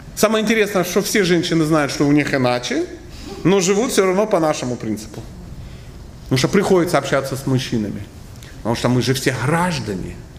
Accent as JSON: {"language": "Russian", "region": "Krasnodar Krai", "country": "Russia", "said": "Я тоже из, Краснодарского края. Да. Я тут много времени провожу, я из Краснодарского края"}